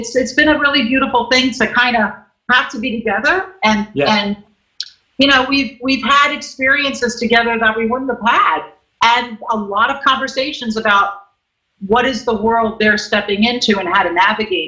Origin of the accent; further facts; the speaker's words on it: New York City, New York, United States; I'm a Guido from Brooklyn